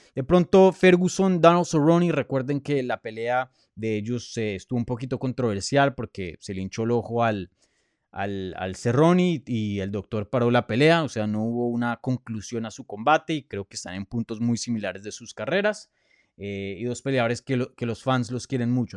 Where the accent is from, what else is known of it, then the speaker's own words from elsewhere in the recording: Colombia; first language Spanish; moved away; Yo soy colombiano, nací en Colombia